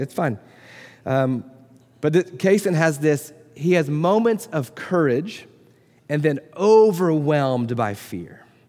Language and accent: English; Florida, United States; moved away; I grew up in Florida